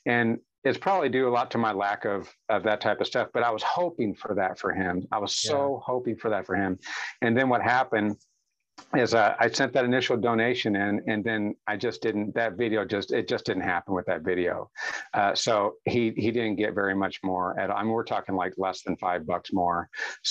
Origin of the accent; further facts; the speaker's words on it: St. Louis area, Illinois side, United States; now in Oklahoma, United States; I was raised in the St. Louis area on the Illinois side of the river.